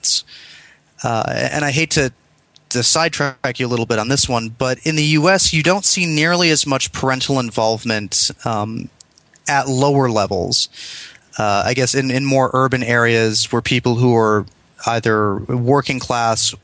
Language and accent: English; East Grand Rapids, Michigan, United States; moved away; where I grew up in in Michigan outside of a smaller city, I mean, one of the top 100 cities in the U.S., my parents specifically moved to East Grand Rapids